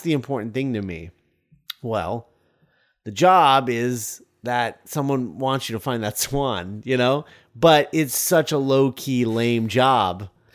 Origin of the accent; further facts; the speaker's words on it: United States; As an American